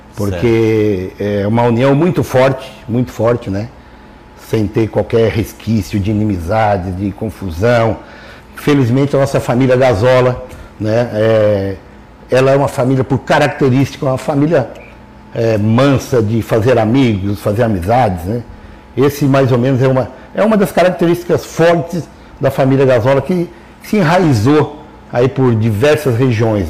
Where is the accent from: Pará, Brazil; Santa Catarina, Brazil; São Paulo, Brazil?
Santa Catarina, Brazil; Lauro Müller; eu sou natural de Lauro Miller.